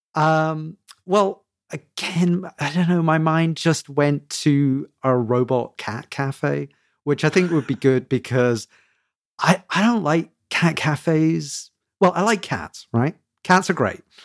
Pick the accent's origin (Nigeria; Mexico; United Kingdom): United Kingdom; I'm a Brit